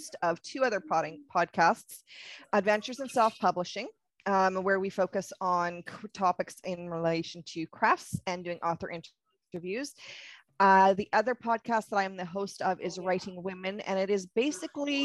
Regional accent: Canada; I'm Canadian

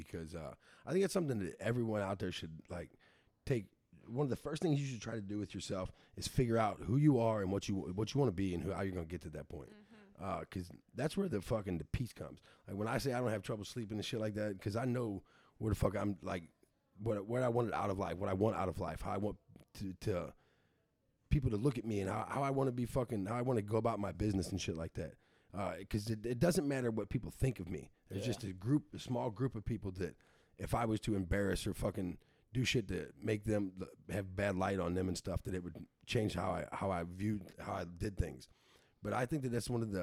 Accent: St. Louis, Missouri, United States; I'm from St. Louis.

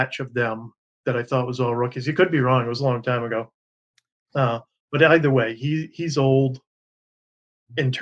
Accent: New England, United States; I'm from New England

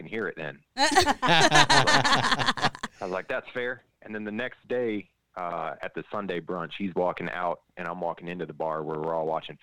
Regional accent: Brownwood, Texas, United States; also born or lived in Toledo, Ohio / Orlando, Florida; I grew up in Texas

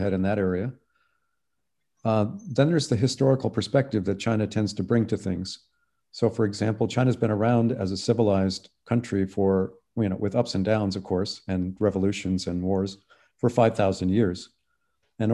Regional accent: Canada; now in United States; I'm Canadian

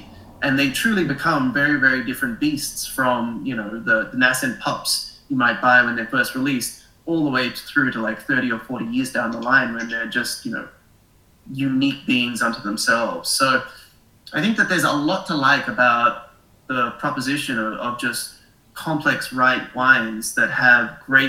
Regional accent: Australia; moved away; Originally, I'm Australian, as you probably noticed from my funny accent

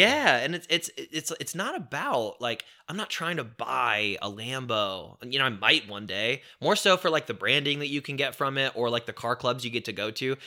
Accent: Indiana, United States; also born or lived in Chicago, Illinois; when my dad did leave and we moved from Chicago to Indiana

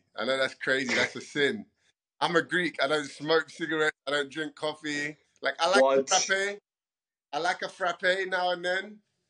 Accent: London, United Kingdom; moved away as an adult; now in United States; Bro, so I'm only half Greek. My dad's Greek. My mom is Brazilian. But I'm born and bred in London, so I'm a bit of a mongrel mixed up. So I have cultures and bloodlines to the mix, you know. I'm a born and bred Londoner.

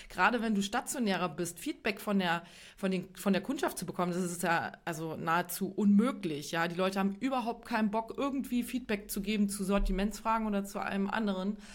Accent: Bavaria, Germany; auch aus Bayern. Ähm, da kennt man das nicht so sehr, aber in Westdeutschland

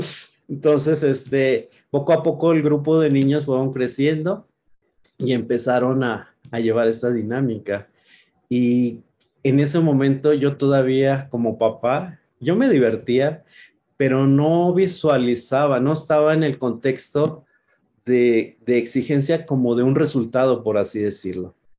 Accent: Chihuahua, Mexico; moved away; Nosotros somos originarios de Chihuahua

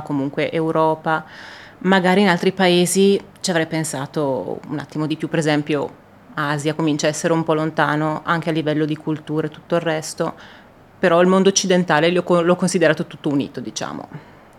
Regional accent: Italy; all'Italia, al mio paese

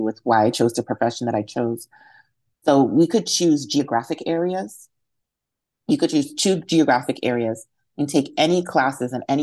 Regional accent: Western Massachusetts, United States; I was born and raised in Western Massachusetts

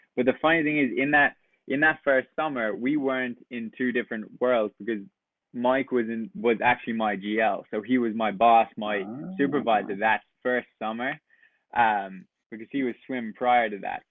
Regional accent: west coast of Ireland, west of Ireland, Ireland; moved away as an adult; I'm also from Ireland, from the west coast

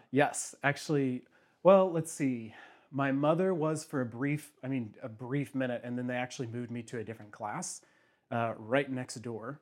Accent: Bonne Terre, Missouri, United States; also born or lived in St. Louis, Missouri; now in Kansas City, United States; they both still live in my little home area in Saint Francis County. Um, I'm the only one who moved out

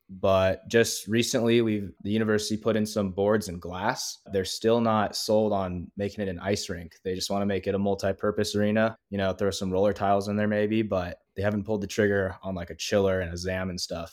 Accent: Southern California, United States; moved away as an adult; now in Flagstaff, United States; I grew up playing in Southern California.

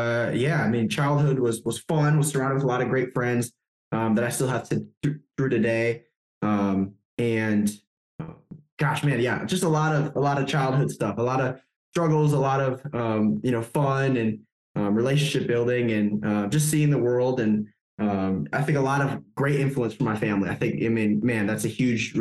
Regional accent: Wisconsin, United States; moved away as an adult; now in Germany; I grew up in Wisconsin

